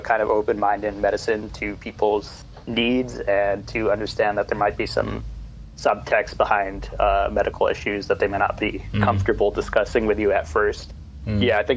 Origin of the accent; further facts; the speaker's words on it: San Jose, California, United States; coming from more affluent part of San Jose